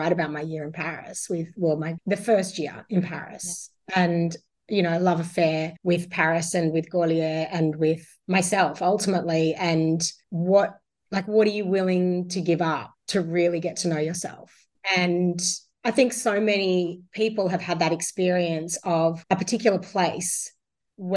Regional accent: Sydney, New South Wales, Australia; also born or lived in Werribee, Victoria; I was born in Werribee in Victoria, grew up on a military base, ended up in Sydney from 5, been here my whole life.

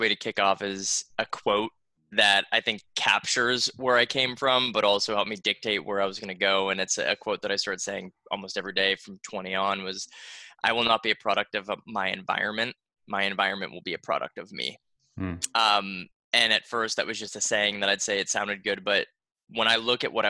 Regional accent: Boston, Massachusetts, United States; now in Florida, United States; I grew up in Boston

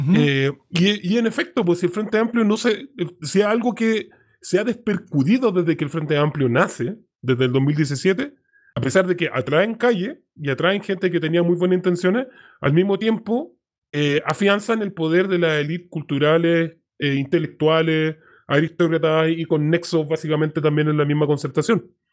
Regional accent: Santiago, Santiago Metropolitan Region, Chile; somos santiaguinos. Pues yo en este caso también.

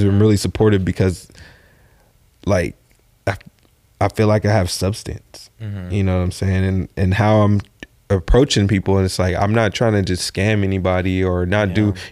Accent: West Coast, United States; I'm from the West Coast

